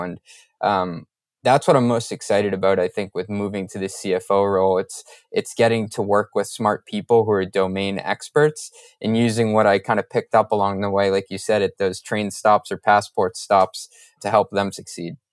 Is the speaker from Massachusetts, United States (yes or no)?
yes; Boston, Massachusetts, United States; I'm a Boston area guy